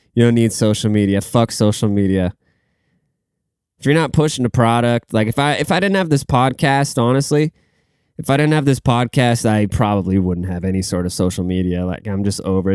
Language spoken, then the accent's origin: English; Seattle, Washington, United States; I'm from the Seattle area